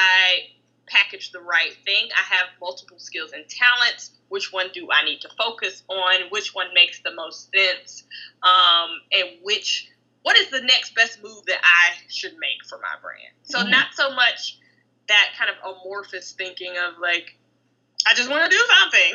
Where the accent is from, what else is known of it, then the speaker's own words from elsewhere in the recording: the South, United States; I'm from the South, and so, you know, we have land in both Tennessee, Alabama, and Georgia